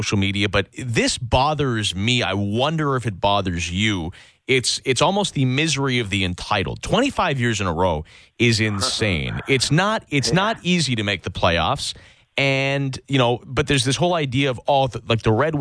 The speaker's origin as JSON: {"language": "English", "region": "Saskatchewan", "country": "Canada", "tie": "born or raised there", "said": "I grew up in Saskatchewan"}